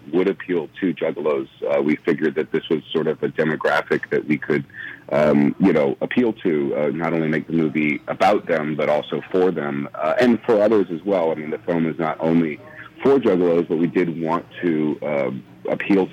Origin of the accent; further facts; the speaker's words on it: Mandeville, Louisiana, United States; also born or lived in New Orleans; I'm a resident of New Orleans. I grew up in Mandeville mostly